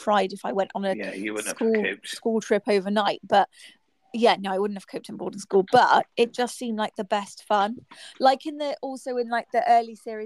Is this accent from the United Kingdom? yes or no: yes; Bristol, South West England, United Kingdom; we are from Bristol